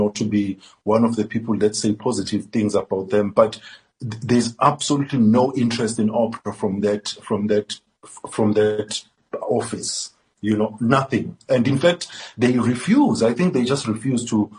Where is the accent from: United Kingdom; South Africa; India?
South Africa